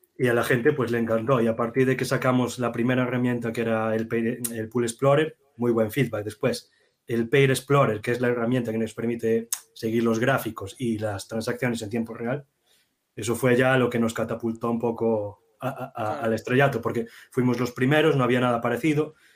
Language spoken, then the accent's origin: Spanish; Galicia, Spain; los dos somos gallegos